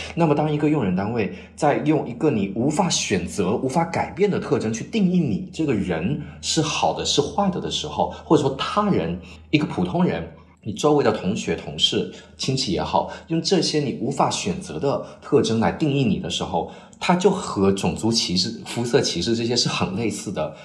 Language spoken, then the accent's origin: Chinese; China; moved away as an adult; now in Cambridge, United Kingdom; 只有我一个中国人